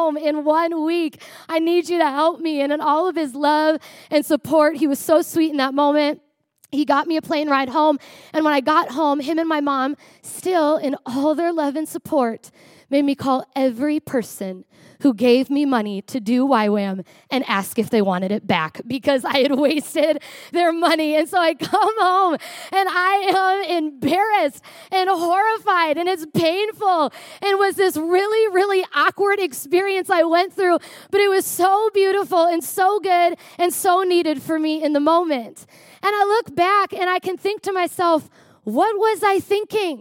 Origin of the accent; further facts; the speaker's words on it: Prior Lake, Minnesota, United States; I grew up in Prior Lake, Minnesota.